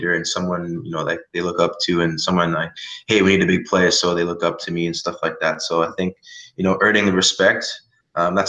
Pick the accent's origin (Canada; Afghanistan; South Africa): Canada; I'm from Canada